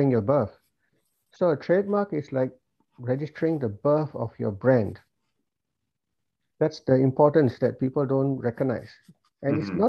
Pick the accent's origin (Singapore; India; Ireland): Singapore; moved away as an adult; now in Melbourne, Australia; I've lived my life in Singapore. I was born in Singapore. I lived my life there. We migrated here for the children's education.